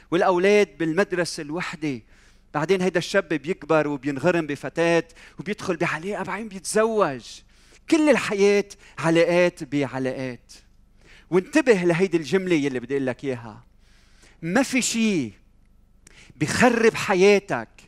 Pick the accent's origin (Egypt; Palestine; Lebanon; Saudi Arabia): Lebanon; إذا بسأل حالي هذا السؤال الجواب هل لأني أنا لبناني؟ لا أظن